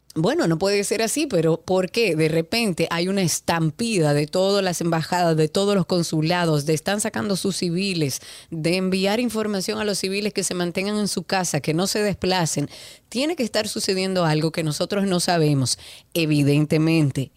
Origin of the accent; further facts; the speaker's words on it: Dominican Republic; Todos somos dominicanos